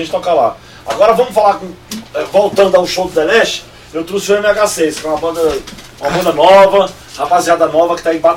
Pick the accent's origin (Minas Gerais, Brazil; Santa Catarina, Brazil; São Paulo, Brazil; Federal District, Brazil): Federal District, Brazil; Brasília; Aqui, nós somos aqui de Brasília, uma banda de negro das antigas.